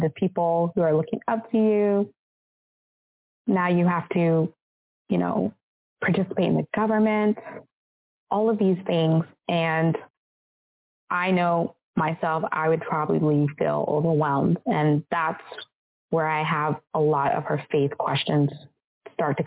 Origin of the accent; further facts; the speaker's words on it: United States; I'm from America. Like, I grew up as an American, even though I'm half African.